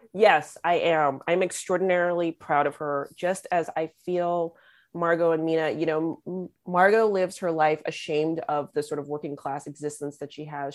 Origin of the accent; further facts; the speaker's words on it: Los Angeles, California, United States; growing up being born and raised in Los Angeles